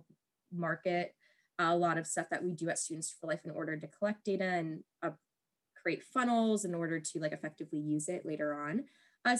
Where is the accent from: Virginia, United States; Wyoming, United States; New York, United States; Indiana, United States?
Virginia, United States; I was born and raised in Virginia, never left